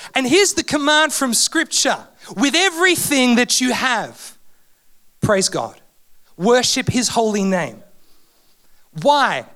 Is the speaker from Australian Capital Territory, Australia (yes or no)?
yes; Canberra, Australian Capital Territory, Australia; I'm from Canberra, love my AFL